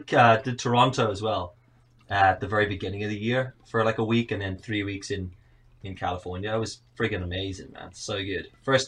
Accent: Johannesburg, Gauteng, South Africa; moved away as an adult; now in Northern Ireland, United Kingdom; I'm from Cape Town. I say Cape Town because I'm actually from Johannesburg, but Cape Town sounds cooler.

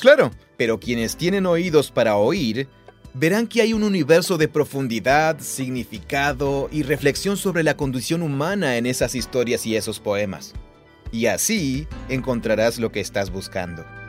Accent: Mexico; soy de México

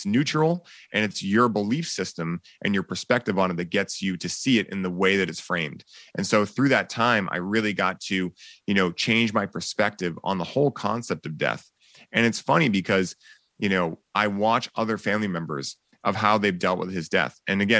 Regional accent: Boston, Massachusetts, United States; people are like, yeah, you're from California, right? I'm like, nope. Born and raised in Boston.

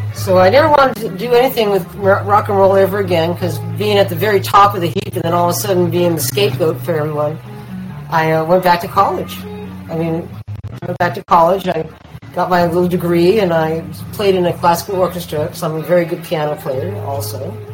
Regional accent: East Bay, California, United States; moved away; also born or lived in West Hollywood; I grew up with in East Bay

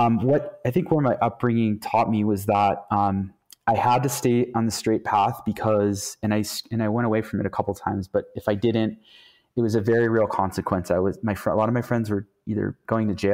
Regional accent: Youngstown, Ohio, United States; I'm actually from Youngstown, Ohio, which is like one of the most corrupt cities in the world

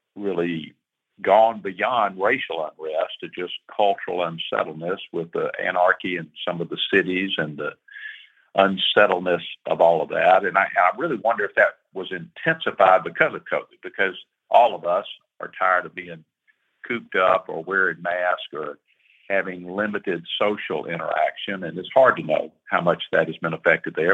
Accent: Atlanta, Georgia, United States; I grew up in Atlanta

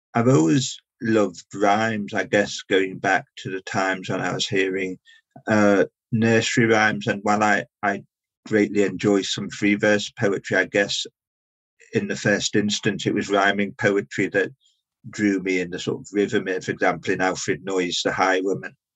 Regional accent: Liverpool, North West England, United Kingdom; now in London, United Kingdom; I live and work in London, but I'm originally from Liverpool

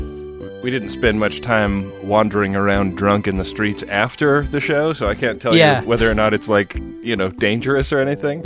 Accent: Oakland, California, United States; I grew up in Oakland, where Piedmont is synonymous with snooty white people.

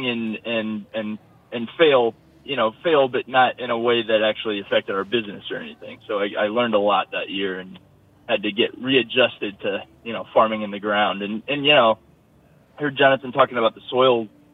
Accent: Ohio, United States; also born or lived in Brooklyn; now in upstate New York, United States; I grew up in Ohio, you know, like surrounded by corn

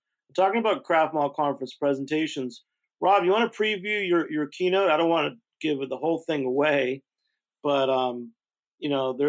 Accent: New York, United States; New York to me is, you know, my home state

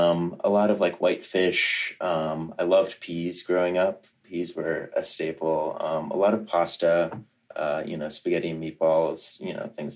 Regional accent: Virginia, United States; moved away as an adult; also born or lived in Kentucky / Boston, Massachusetts; I grew up in Virginia. My dad's side of the family, his mom is Armenian.

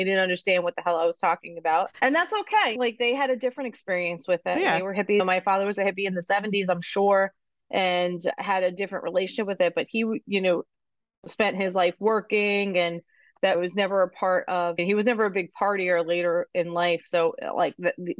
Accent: Long Island, New York, United States; now in Massachusetts, United States; I grew up in Long Island

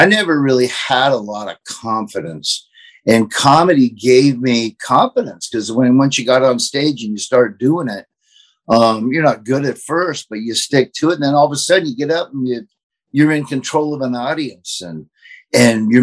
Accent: Florida, United States; accent: Southern; also born or lived in Nebraska; now in Lincoln, United States; I grew up in Florida, which is the South

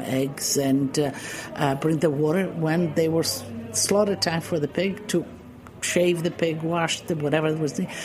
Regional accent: Istria County, Croatia; moved away; there's a little peninsula called Istria, and it's now part of Croatia. And I was born there, and that was all Italy.

